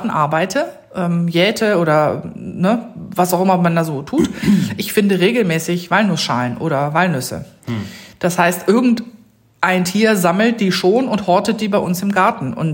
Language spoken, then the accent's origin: German; Rhineland, Germany; Im Rheinland, wo ich herkomme